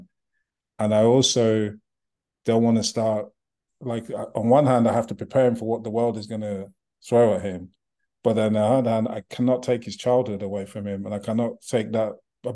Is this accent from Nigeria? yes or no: yes; Nigeria; also born or lived in United Kingdom; now in United States; Growing up, I'm from Nigeria. I lived in the UK.